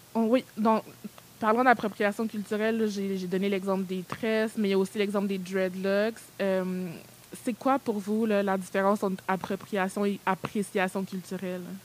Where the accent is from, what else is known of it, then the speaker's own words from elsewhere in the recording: Montreal, Quebec, Canada; also born or lived in Benin; je suis née au Bénin et je suis arrivée au Canada vers l'âge de 3 ans et demi